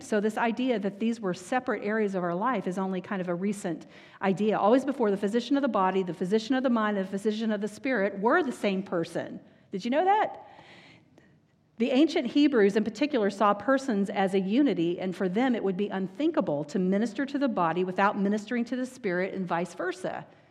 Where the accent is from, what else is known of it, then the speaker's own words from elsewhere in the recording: Texas, United States; I grew up in Texas